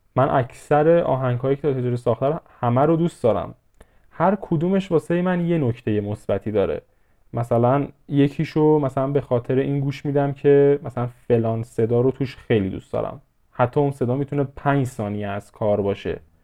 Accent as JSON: {"language": "Persian", "country": "Iran"}